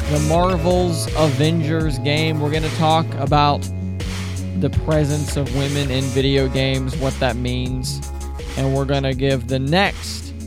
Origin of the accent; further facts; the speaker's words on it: United States; I'm an American. I'm from America